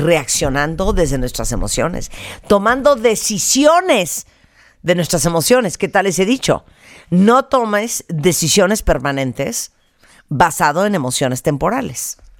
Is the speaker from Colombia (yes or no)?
no; Mexico; nuestra mentalidad como mexicanos